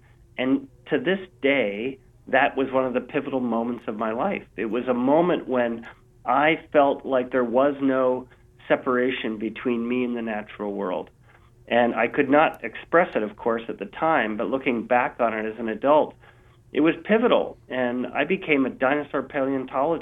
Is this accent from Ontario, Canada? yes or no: no; Vancouver, British Columbia, Canada; my hometown here of Vancouver, BC